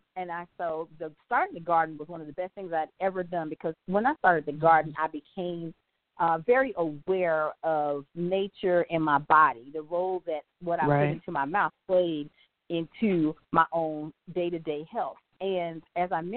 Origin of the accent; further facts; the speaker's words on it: the South, United States; I'm from the South, and I grew up eating the pork